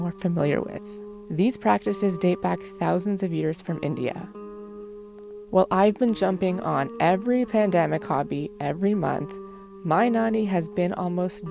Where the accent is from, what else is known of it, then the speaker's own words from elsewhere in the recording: Mississauga, Ontario, Canada; My brother and I grew up in Mississauga, Ontario, and that's where my family's been living for more than 20 years